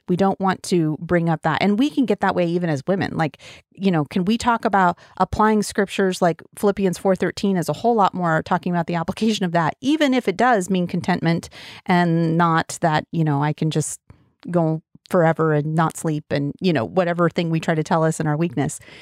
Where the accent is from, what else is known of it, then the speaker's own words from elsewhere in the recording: Wyoming, United States; also born or lived in Colorado; now in Oregon, United States; And I am from Wyoming, and I grew up mostly in Wyoming and a little bit in Colorado